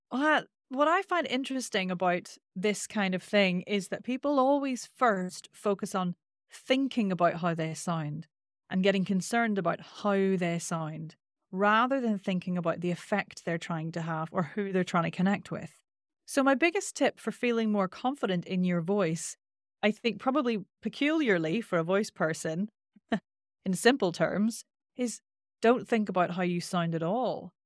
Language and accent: English; Northern Ireland, United Kingdom; accent: Northern Irish; my Northern Irish accent is quite nasal